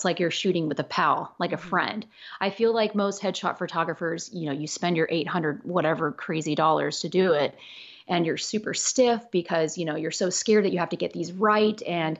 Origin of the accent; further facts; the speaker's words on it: Los Angeles, California, United States; born there; people think because I was born in Los Angeles, literally 20 minutes away from Hollywood, that this was my life.